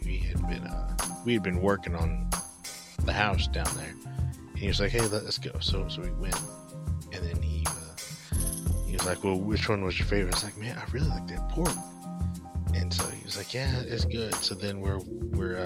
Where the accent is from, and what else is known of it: New Haven, Missouri, United States; born or raised there; moved away